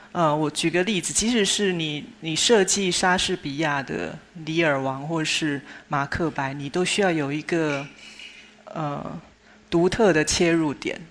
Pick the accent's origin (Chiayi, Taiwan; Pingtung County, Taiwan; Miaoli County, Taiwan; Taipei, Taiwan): Chiayi, Taiwan; 我自己是出生在一九六零年代，相对那是一个物质比较匮乏的年代哦。我出生的地点是台湾嘉义